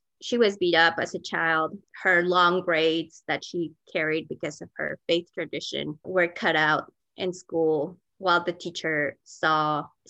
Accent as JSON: {"language": "English", "region": "Mexico City", "country": "Mexico", "tie": "born or raised there", "also_born_or_lived": "Sonora, Mexico / Decatur, Georgia", "moved": "yes", "lives_now": "Denver, United States", "said": "I grew up in Mexico City, but I was born in Northwest Mexico in the state of Sonora, which is the state that borders Arizona. My family is all from there, but I grew up in Coyoacán. It is a very old part of town"}